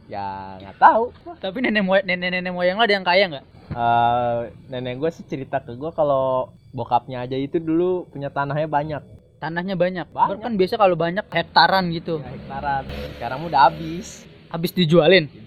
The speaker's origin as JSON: {"language": "Indonesian", "country": "Indonesia", "tie": "born there", "said": "soalnya kan ya gue emang lahir di, di Indonesia"}